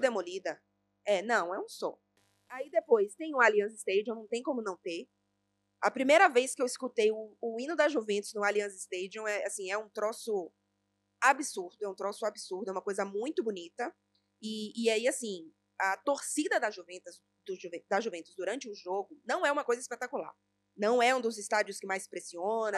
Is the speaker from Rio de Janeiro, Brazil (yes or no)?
no; Bahia, Brazil; eu sou baiana